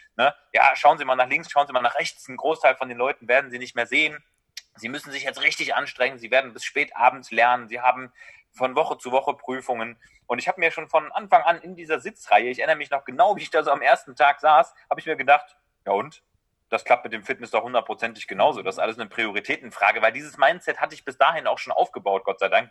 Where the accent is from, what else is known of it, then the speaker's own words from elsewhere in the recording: Düsseldorf, North Rhine-Westphalia, Germany; hier in äh, Düsseldorf, wo ich herkomme